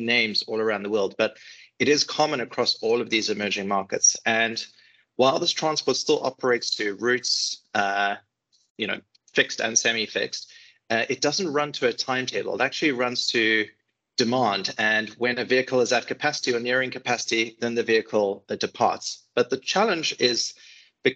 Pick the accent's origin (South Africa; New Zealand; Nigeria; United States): South Africa; I grew up in South Africa